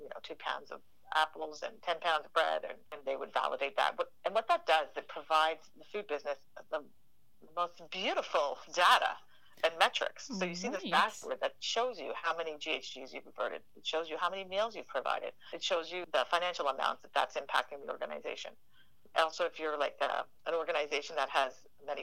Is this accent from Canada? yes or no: yes; Canada; we're Canadian